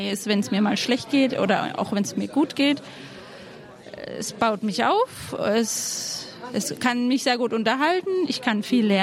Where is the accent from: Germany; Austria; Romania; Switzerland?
Germany; Baden-Württemberg; wir kommen aus der Nähe von Karlsruhe